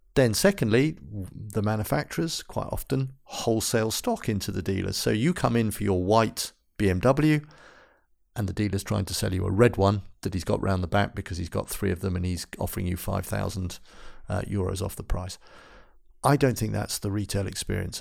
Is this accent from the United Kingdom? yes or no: yes; London, United Kingdom; moved away as an adult; now in Gothenburg, Sweden; I'm from England